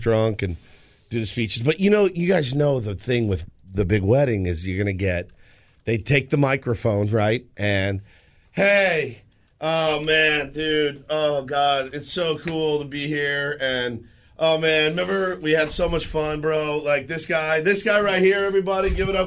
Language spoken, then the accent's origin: English; Dallas, Texas, United States; moved away; Dallas, Texas, which is my hometown